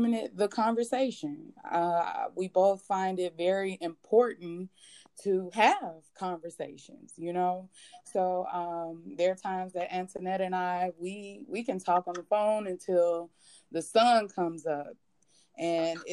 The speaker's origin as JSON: {"language": "English", "town": "Chicago", "region": "Illinois", "country": "United States", "moved": "yes", "lives_now": "Texas, United States", "said": "I am originally from Chicago, Illinois. I am currently here in Texas."}